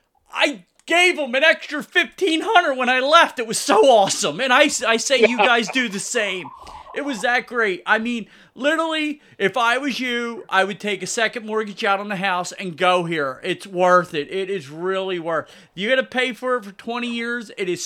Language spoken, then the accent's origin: English; United States; It's horrible, and I'm American Indian, so I read a ton about it